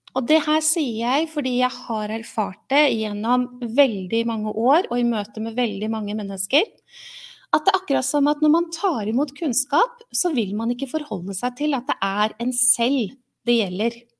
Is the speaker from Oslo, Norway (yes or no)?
yes; Oslo, Norway; moved away as an adult; also born or lived in Mysen; now in Halden, Norway; Har eh, bodd i Oslo i min oppvekst og tidlig voksen alder